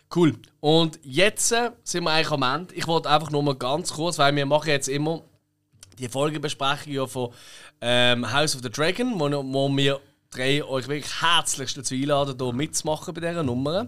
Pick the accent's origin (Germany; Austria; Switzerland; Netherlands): Switzerland; Basel, Basel-Stadt; accent: Basel German; wir lieben unseren Dialekt. Wir sagen jetzt, also ich würde jetzt sagen, dass ich finde, der Basel ist der schönste in der Schweiz